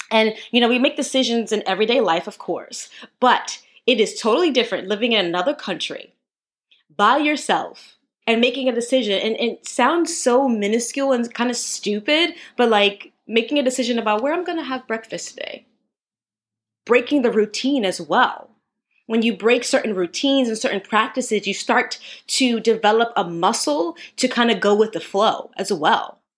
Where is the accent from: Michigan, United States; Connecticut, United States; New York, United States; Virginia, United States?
New York, United States; because I'm a New Yorker, New Yorker one.